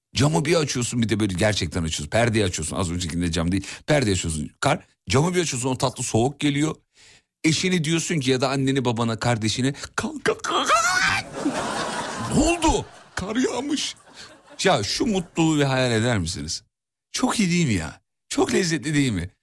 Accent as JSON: {"language": "Turkish", "region": "Kocaeli", "country": "Turkey", "tie": "born or raised there", "said": "Canım Kocaeli'm. Saygılar memleketime."}